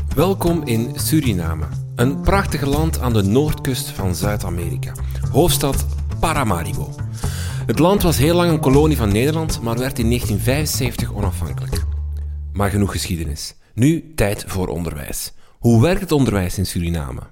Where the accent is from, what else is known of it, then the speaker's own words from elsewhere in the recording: Flanders, Belgium; bij ons in Vlaanderen